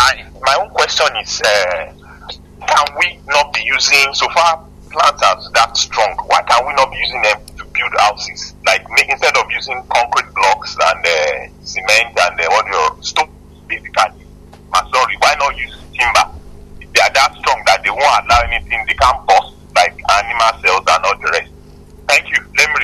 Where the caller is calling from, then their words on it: Ibadan, Oyo, Nigeria; I'm calling from Akobo.